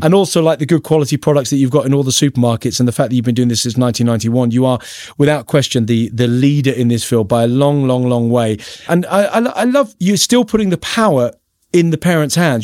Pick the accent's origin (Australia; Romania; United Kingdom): United Kingdom; London; accent: Cockney; moved away; I'm from Peckham, South East London